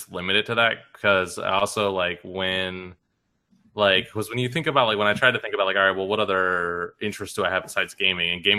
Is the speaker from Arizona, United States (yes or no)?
yes; Arizona, United States; moved away; we're from Arizona